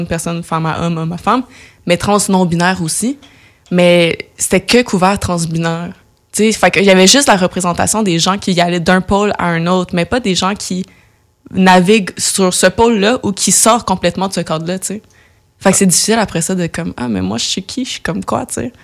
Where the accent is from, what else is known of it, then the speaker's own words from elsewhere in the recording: Laval, Quebec, Canada; now in Montreal, Canada; grandi dans la banlieue de Montréal, mais la banlieue nord, fait que j'ai grandi à Laval